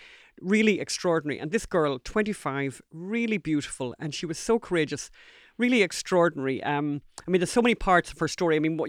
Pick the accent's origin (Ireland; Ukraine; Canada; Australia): Ireland; First time in my life that I've ever apologised for being Irish.